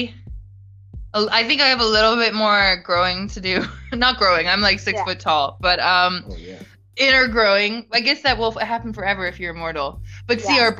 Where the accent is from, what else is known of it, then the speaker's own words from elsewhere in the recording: Coquitlam, British Columbia, Canada; also born or lived in Vancouver; now in Cape Town, South Africa; I am a Canadian born in Vancouver on the unceded Coast Salish territories. Grew up in a city called Coquitlam